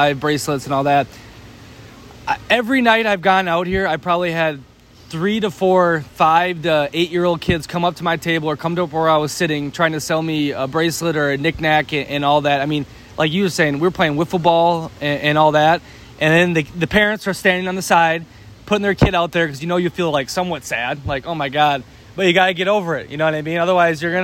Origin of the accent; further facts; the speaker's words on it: United States; we're a really friendly country